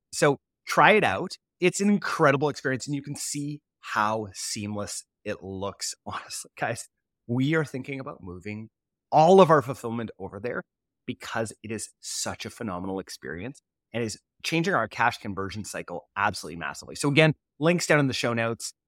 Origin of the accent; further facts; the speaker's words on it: Canada; as a Canadian